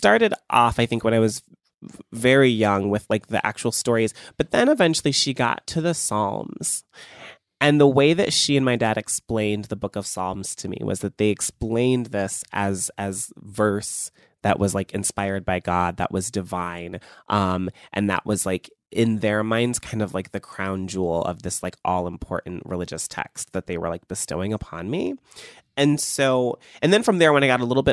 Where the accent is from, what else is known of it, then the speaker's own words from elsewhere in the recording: Cleveland, Ohio, United States; I was growing up in Cleveland